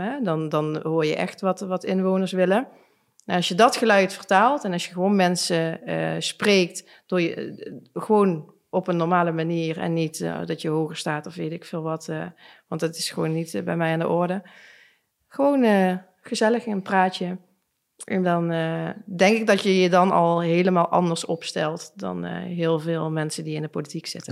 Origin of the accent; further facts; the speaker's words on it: Limburg, Netherlands; En als wij als Limburgers twee uur moeten reizen met een kind